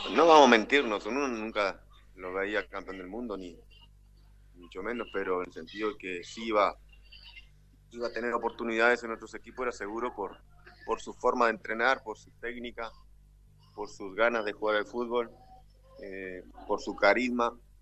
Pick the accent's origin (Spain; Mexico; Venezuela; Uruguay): Uruguay; Artigas; En mi ciudad natal, Artigas, capital, al norte del país